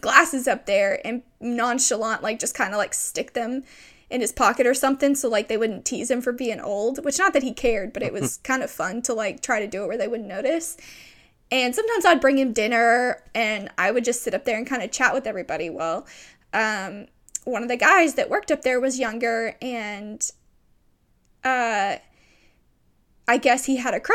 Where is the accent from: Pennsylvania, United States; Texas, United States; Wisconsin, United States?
Texas, United States; East; I grew up in East Texas